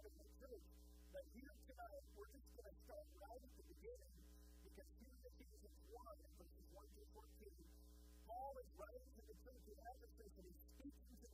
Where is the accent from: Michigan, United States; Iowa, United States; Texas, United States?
Texas, United States; also born or lived in Houston; I grew up in Texas